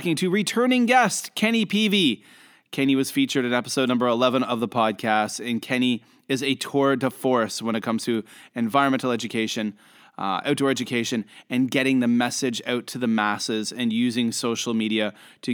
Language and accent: English; Canada; now in Shenzhen, China; I'm a Canadian international school teacher, currently living in Shenzhen, China